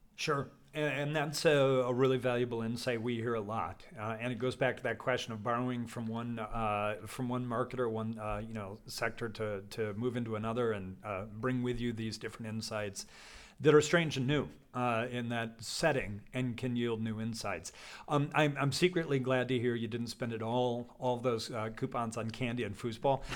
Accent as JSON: {"language": "English", "region": "Colorado", "country": "United States", "tie": "born or raised there", "said": "I come from, I grew up in Colorado"}